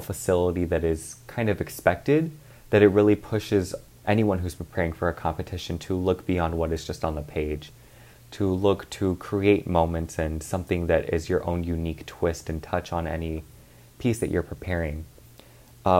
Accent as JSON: {"language": "English", "town": "Dallas", "region": "Texas", "country": "United States", "moved": "as an adult", "lives_now": "Cleveland, United States", "said": "I am originally from Dallas, Texas"}